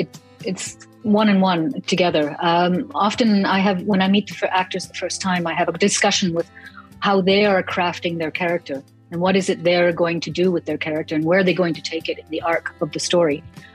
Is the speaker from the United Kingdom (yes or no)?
no; Germany; also born or lived in Toronto, Canada / New York / Rome; Well, I grew up in Germany and in Toronto, mostly. But I also lived in New York and in Rome